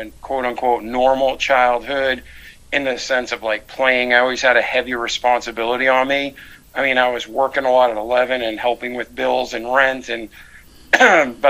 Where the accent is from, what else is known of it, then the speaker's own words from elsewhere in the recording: Milford, Massachusetts, United States; moved away as an adult; now in Pensacola, United States; I was born outside of Boston, Mass, in Milford, Massachusetts, and I grew up there for 20 years